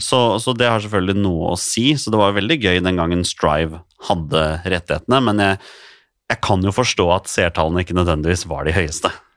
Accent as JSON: {"language": "Norwegian", "region": "Oslo", "country": "Norway", "tie": "born or raised there", "said": "Jeg vokste jo opp som Skeid-gutt. Jeg spilte jo for Skeid siden jeg var seks år, og jeg er fra Torshov sjøl"}